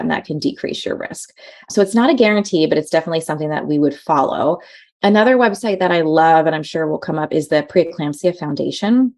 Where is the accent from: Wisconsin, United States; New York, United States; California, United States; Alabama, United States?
New York, United States; now in Portland, United States; growing up in New York